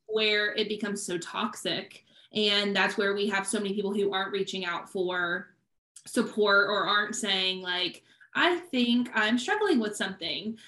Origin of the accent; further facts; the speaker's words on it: Midwest, United States; moved away; also born or lived in Hawaii; We're both from the Midwest